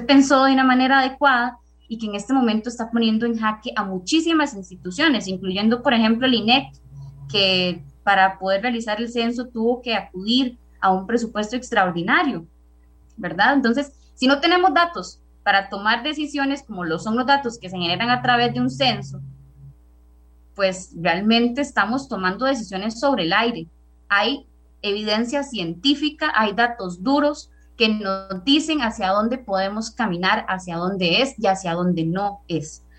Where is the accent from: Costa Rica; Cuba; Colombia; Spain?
Costa Rica; Naranjo, Alajuela; yo soy de Naranjo